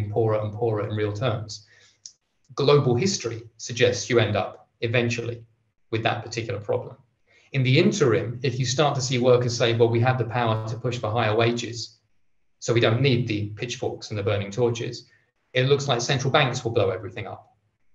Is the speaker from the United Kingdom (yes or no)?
yes; England, United Kingdom; I'm English